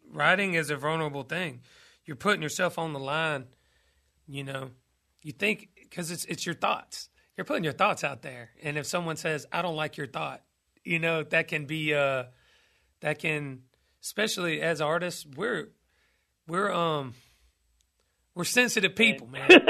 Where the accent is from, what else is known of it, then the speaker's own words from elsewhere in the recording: Douglasville, Georgia, United States; about my hometown, uh, Douglasville, Georgia.